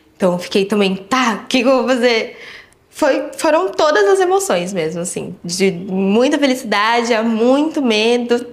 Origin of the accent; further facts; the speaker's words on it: São Paulo, Brazil; Eu nasci no Hospital Saúde, aqui, mas eu morava no Parque Bristol